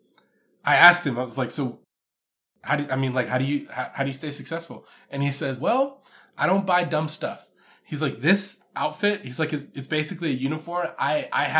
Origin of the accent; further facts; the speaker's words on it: Houston, Texas, United States; now in Dallas, United States; I'm from Houston. I live in Dallas, Texas